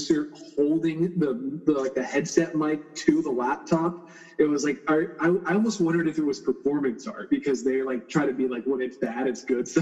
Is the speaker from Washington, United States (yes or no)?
no; Burke, Virginia, United States; moved away as an adult; now in Roanoke, United States; I grew up in the D.C. suburbs in Burke, Virginia